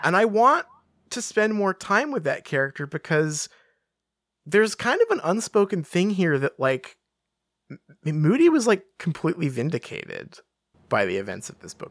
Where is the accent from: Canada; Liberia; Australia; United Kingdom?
United Kingdom; England; I'm English